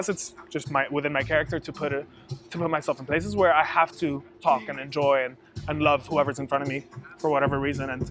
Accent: Abu Dhabi, United Arab Emirates; I was born and raised in Abu Dhabi

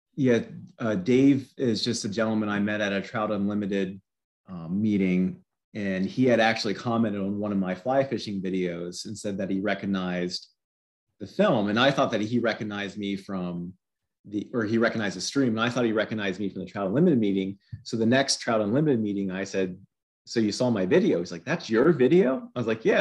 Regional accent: Pennsylvania, United States; I've lived in Pennsylvania my entire life.

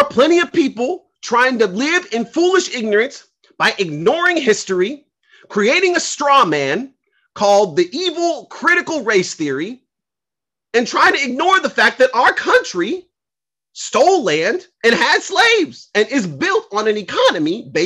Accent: Los Angeles, California, United States; I grew up in South Central in the 90s

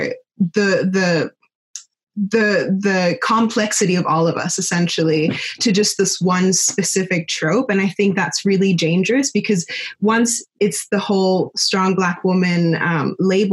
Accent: Germany; moved away; I grew up in Germany.

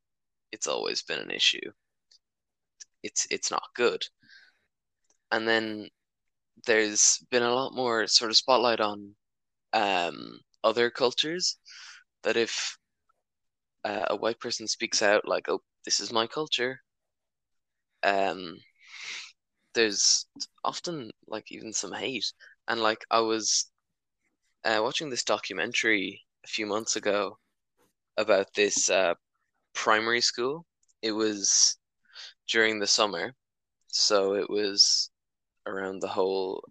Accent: Ireland; I'm not from Britain, I'm from Ireland

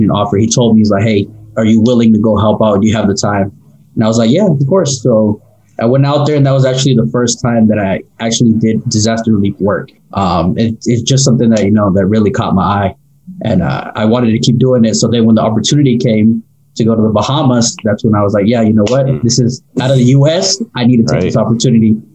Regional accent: Durham, North Carolina, United States; East Coast, Durham, North Carolina. Born here, live here.

